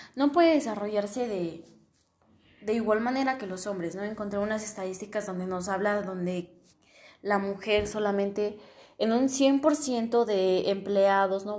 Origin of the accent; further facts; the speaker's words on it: Mexico; en mi país, que es México